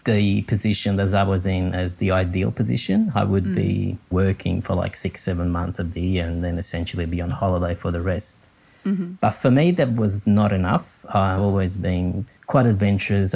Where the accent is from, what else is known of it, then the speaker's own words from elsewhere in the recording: Capri, Campania, Italy; moved away; I was born in Italy, and I grew up on the island of Capri near Naples, close to the Amalfi Coast